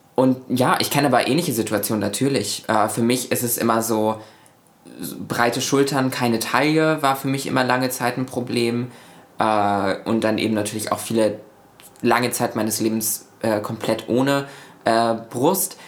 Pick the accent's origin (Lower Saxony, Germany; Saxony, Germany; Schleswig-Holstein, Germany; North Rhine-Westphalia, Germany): Schleswig-Holstein, Germany; Lübeck; also born or lived in Buxtehude; in meiner Heimatstadt in Lübeck